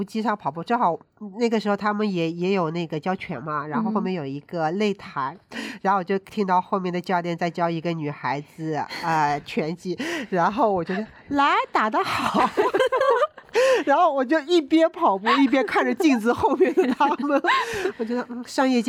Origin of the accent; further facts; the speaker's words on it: China; 那我觉得是跟我们中国人的运动意识有关